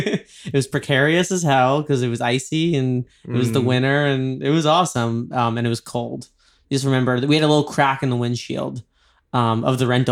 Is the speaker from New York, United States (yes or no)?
yes; New York, United States; now in Los Angeles, United States; I'm from New York.